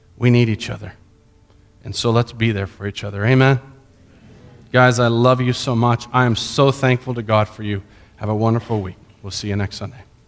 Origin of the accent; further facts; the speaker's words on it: Colombia; moved away; When I grew up in Columbia, Columbia